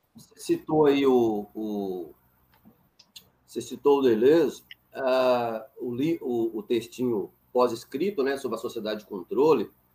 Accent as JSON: {"language": "Portuguese", "region": "northern Minas Gerais", "country": "Brazil", "said": "Para nós sertanejos"}